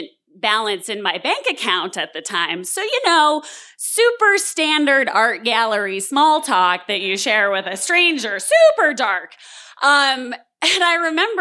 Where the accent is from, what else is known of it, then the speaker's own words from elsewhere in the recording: San Diego, California, United States; also born or lived in Los Angeles, United States / Denver, United States; I had just moved back to my hometown of San Diego